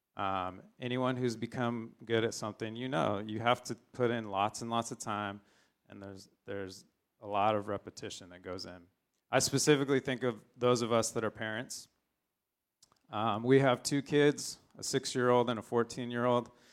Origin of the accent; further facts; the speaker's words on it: San Diego, California, United States; I grew up in San Diego